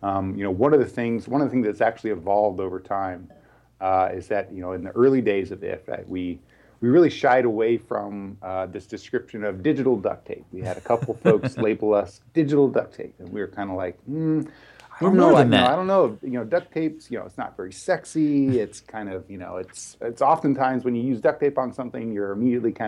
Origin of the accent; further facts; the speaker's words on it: Texas, United States; now in Bay Area, United States; I'm originally from Texas.